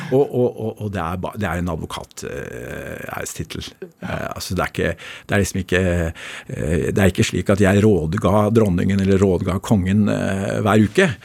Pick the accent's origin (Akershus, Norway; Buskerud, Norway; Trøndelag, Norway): Akershus, Norway; Bærum; born or raised there